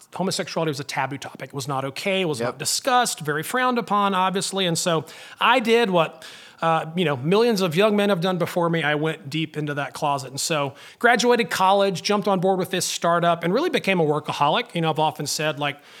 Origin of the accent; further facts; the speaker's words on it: North Alabama, United States; growing up in North Alabama in a small town